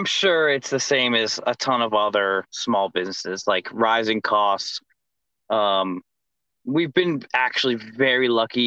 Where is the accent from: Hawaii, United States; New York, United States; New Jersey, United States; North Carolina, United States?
New Jersey, United States; moved away; growing up in Jersey, we always, my dad always took us to hot dog trucks. They're very popular up there